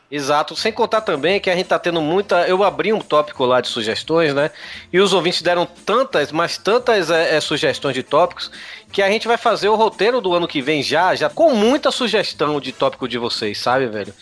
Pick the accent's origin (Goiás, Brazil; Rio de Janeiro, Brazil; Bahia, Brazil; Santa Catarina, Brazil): Bahia, Brazil; Salvador; falar com o pessoal da minha terra, né, velho? Eu quero ver se tem ouvinte do Pauta Livre News aí em Salvador